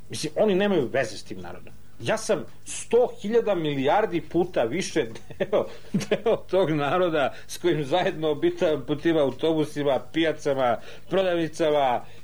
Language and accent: Croatian; Serbia